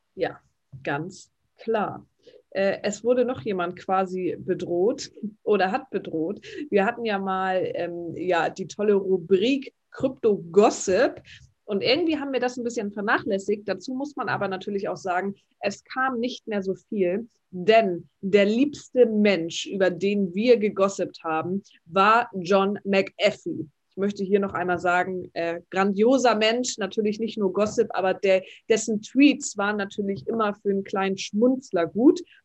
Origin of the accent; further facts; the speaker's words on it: Northern Germany, Germany; bei uns im Norden